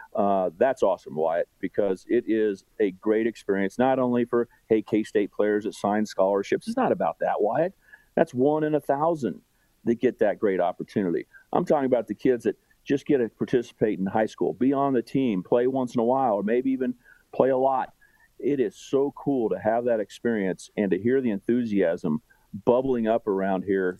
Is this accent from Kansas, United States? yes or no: yes; Wichita, Kansas, United States; now in Kansas City, United States; I grew up in Wichita